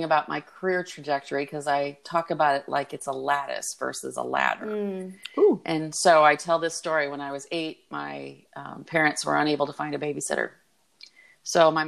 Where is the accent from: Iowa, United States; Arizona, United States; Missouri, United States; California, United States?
Iowa, United States; I'm a city girl in the state of Iowa